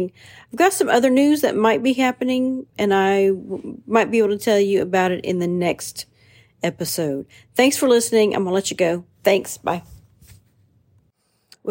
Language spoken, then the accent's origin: English; United States; I'm an American first